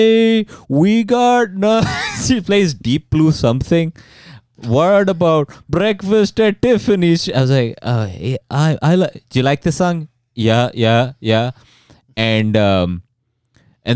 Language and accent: English; Dubai, United Arab Emirates; now in Canada; I'm from Dubai.